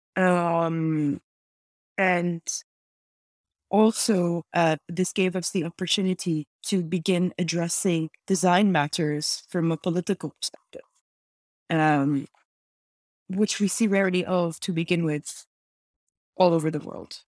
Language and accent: English; Lebanon; born or raised there; now in Montreal, Canada